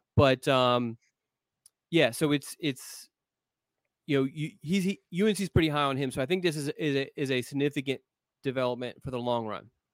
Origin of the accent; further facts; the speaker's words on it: Pennsylvania, United States; moved away; I grew up in Pennsylvania